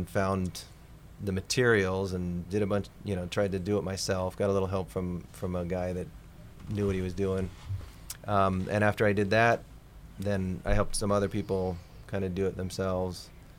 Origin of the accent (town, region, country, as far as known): Washington, United States